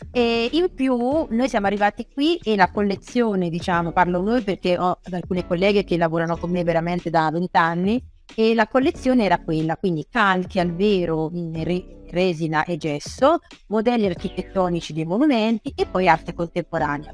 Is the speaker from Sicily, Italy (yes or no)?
no; Ancona, Marche, Italy; io sono di Ancona, sono marchigiana